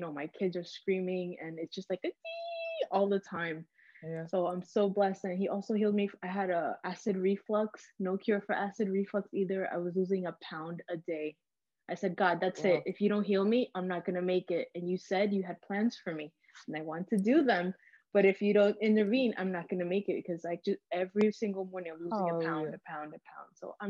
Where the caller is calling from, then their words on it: New York, United States; I'm calling from New York.